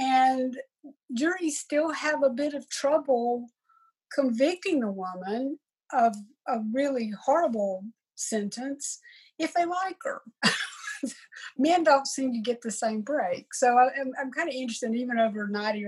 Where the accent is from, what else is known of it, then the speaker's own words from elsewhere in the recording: Upstate South Carolina, United States; moved away as an adult; now in Charlotte, United States; I'm a South Carolina girl. I grew up in the Hill Country in South Carolina and have lived in Charlotte now for 35 years or so